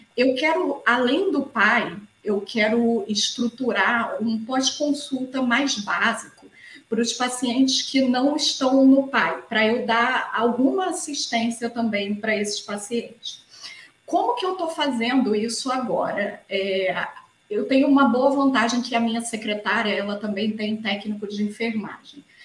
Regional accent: Rio de Janeiro, Brazil; Eu sou do Rio de Janeiro, minha formação médica, faculdade, residência toda foi feita aqui no Rio

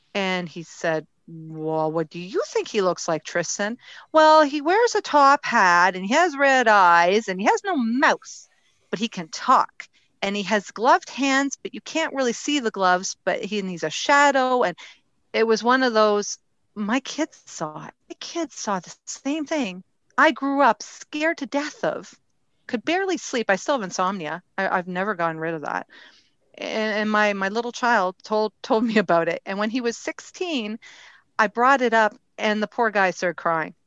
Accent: Ontario, Canada; I was born and raised in Ontario, Canada.

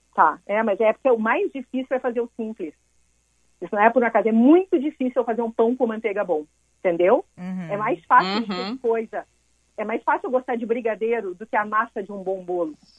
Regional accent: Montenegro, Rio Grande do Sul, Brazil; eu vinha de Montenegro

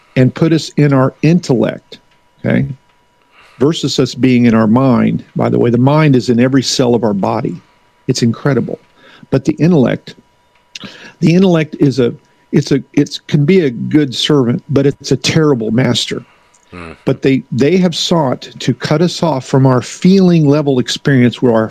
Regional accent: the Ozarks, United States; now in Philadelphia, United States; I'm from the Ozarks.

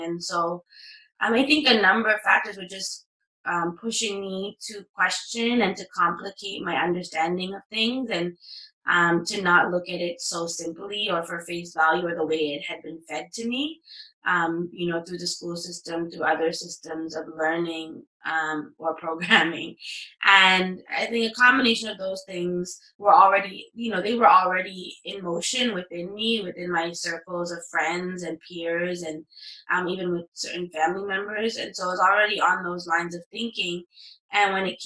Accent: Toronto, Ontario, Canada; growing up in Toronto, you know, and growing up in Canada, you kind of have this hyphenated identity that's, you know, Tamil Canadian or Sri Lankan Canadian

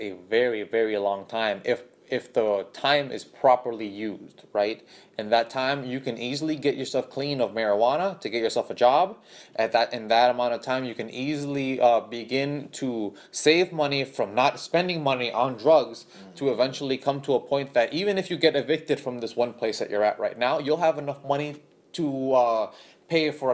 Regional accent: Honduras; also born or lived in born in Honduras; now in United States; I come from Honduras, which is a very dysfunctional place

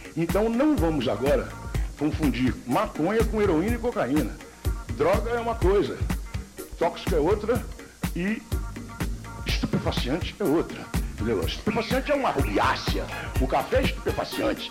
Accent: Rio de Janeiro, Brazil; nasci na rua Afonso Pena

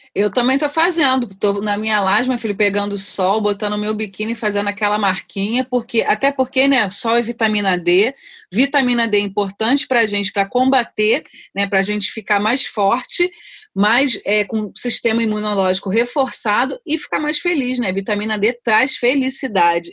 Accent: Rio de Janeiro, Brazil; also born or lived in Rocinha, Rio de Janeiro; sou cria de Madureira

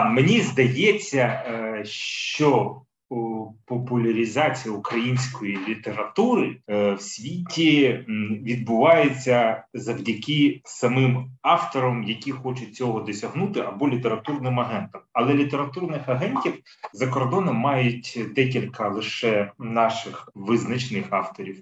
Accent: Kyiv, Ukraine; я, як киянин з більш ніж 30-річним стажем

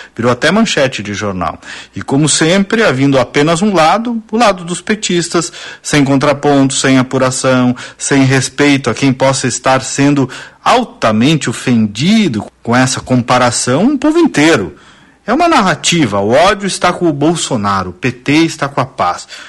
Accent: Casca, Rio Grande do Sul, Brazil; minha cidade natal, Casca

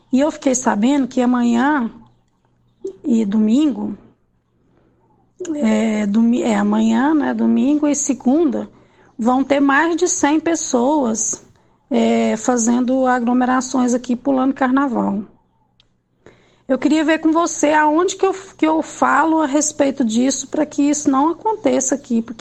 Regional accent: Rio Verde, Goiás, Brazil; todos nós que, moro, que, que ficamos aqui compramos os ranchos somos de Rio Verde.

